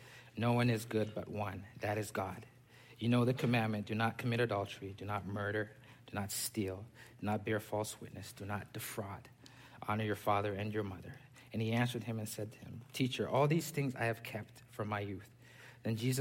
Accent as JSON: {"language": "English", "country": "Zambia", "tie": "born or raised there", "also_born_or_lived": "Pennsylvania / Texas", "moved": "yes", "lives_now": "Sugar Land, United States", "said": "I was born and raised in Zambia"}